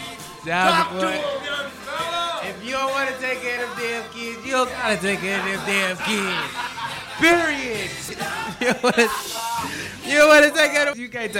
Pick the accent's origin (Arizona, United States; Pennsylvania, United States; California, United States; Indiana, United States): Indiana, United States; Gary; born there; I was born in Indiana.